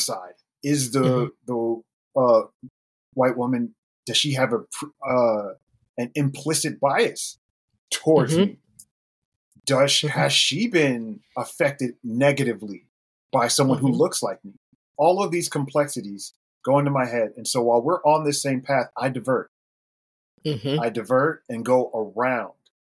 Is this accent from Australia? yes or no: no; Germany; born there; And I was born in Germany, so there's a lot of connection there too.